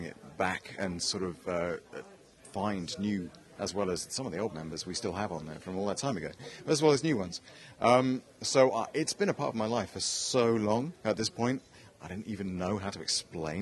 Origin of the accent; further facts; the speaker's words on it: England, United Kingdom; I came all the way from England